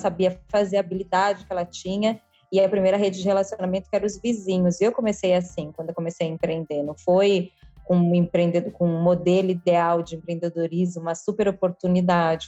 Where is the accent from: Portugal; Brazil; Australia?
Brazil; São Paulo; eu sou de São Paulo